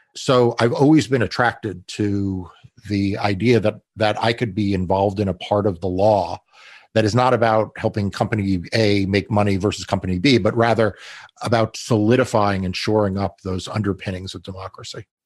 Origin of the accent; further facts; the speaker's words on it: New York, United States; I grew up in New York